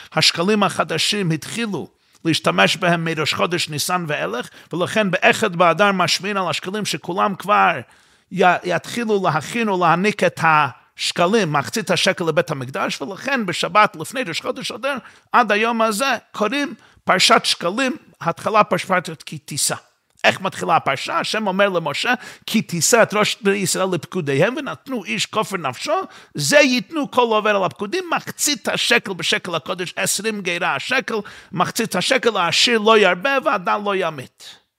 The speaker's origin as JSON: {"language": "Hebrew", "town": "New York City", "region": "New York", "country": "United States", "tie": "born or raised there", "said": "אני גדלתי באותה שכונה בקרונהייטס וגרתי שמה"}